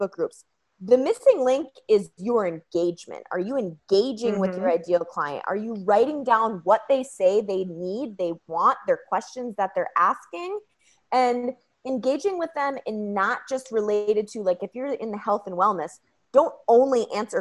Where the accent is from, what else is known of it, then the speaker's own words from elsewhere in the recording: Red Wing, Minnesota, United States; also born or lived in Green Bay, Wisconsin; I am from Red Wing, Minnesota